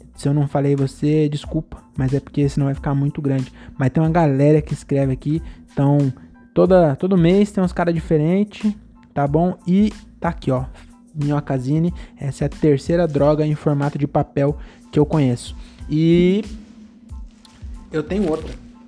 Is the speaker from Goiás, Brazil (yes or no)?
no; Francisco Morato, São Paulo, Brazil; eu tenho trinta e dois anos, eu sou de Morato